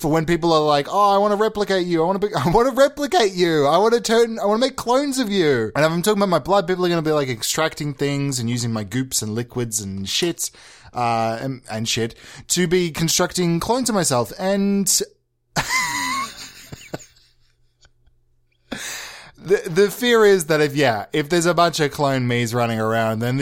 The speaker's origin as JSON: {"language": "English", "region": "Victoria", "country": "Australia", "tie": "born or raised there", "said": "Victoria, my home state"}